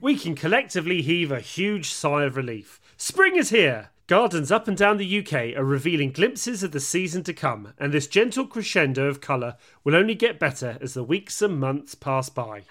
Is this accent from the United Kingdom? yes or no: yes; United Kingdom; we're British